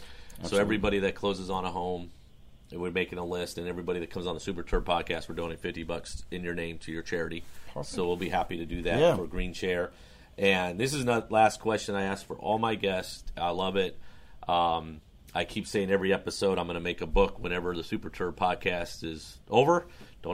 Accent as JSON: {"language": "English", "area": "Pannonia", "region": "North Carolina", "country": "United States", "tie": "born or raised there", "said": "I grew up in Pannonia"}